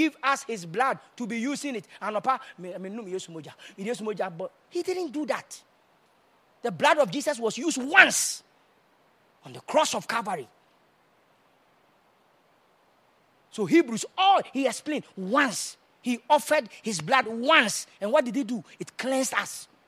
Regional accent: Kumasi, Ashanti, Ghana; I'm from Kumasi

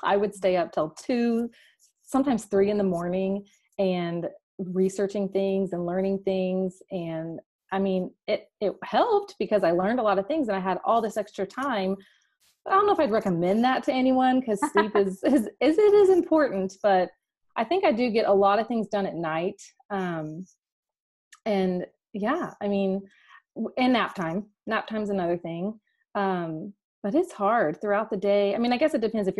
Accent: Dallas, Texas, United States; we are from Dallas, Texas, a suburb north of Dallas

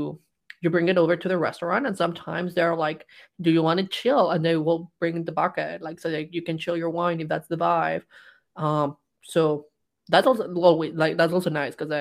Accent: Mexico; moved away; growing up in Mexico

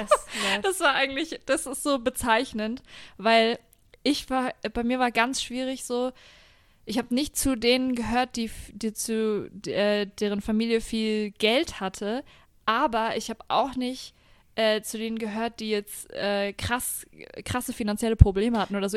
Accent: Franconia, Bavaria, Germany; now in Nuremberg, Germany; ich bin zwar in Franken geboren und aufgewachsen, aber ich fühle mich überhaupt nicht als Fränkin

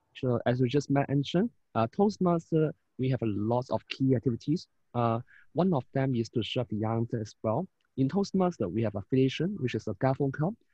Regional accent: Hong Kong; from Hong Kong

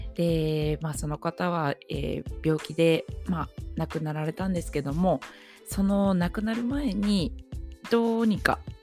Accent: Nagoya, Aichi, Japan; 出身地5番目です、えー、愛知県名古屋市生まれ育ちですはい

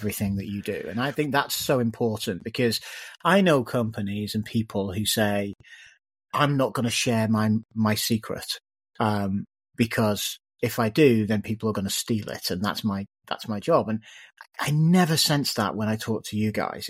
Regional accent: the Northwest, North West England, United Kingdom; I was growing up in the Northwest

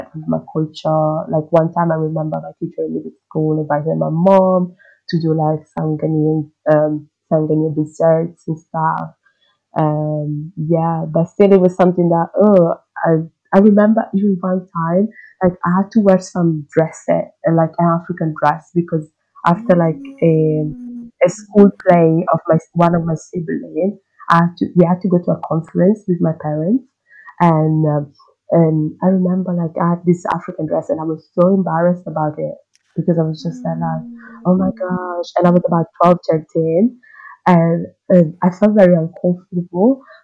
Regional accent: Italy; I grew up in Italy

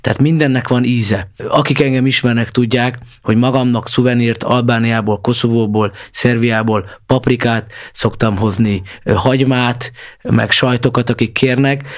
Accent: Budapest, Hungary; ezt Pestiként már azért sokszor nem érezzük

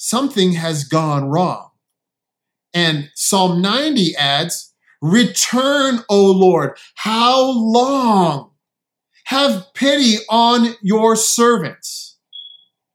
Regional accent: San Diego, California, United States; now in Connecticut, United States; I grew up in San Diego

